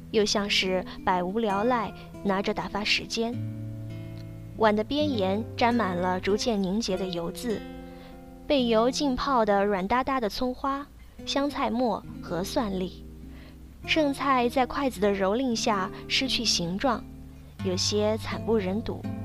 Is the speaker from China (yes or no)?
yes; China; 我们中国人